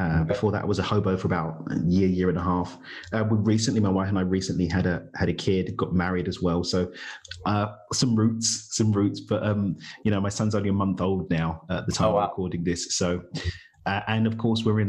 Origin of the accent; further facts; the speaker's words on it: London, United Kingdom; moved away as an adult; also born or lived in Dubai / Norway / United States; I was born and raised in East London. So okay. I'm from East London in the UK, but I left the UK summer of 2017.